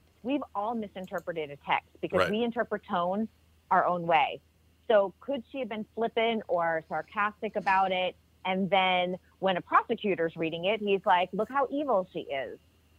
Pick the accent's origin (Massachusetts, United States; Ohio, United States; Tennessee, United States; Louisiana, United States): Massachusetts, United States; because I'm from Massachusetts, I always always try and keep up on the news from my state.